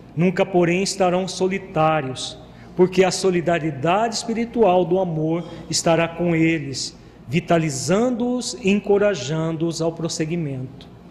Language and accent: Portuguese; Brazil; como brasileiros